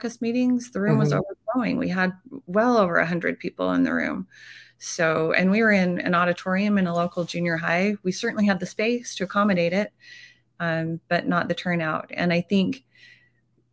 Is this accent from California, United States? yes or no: no; Ogden Canyon, Weber County, Utah, United States; I grew up in Weber County, grew up actually in Ogden Canyon, which meant I went to school in the Ogden Valley.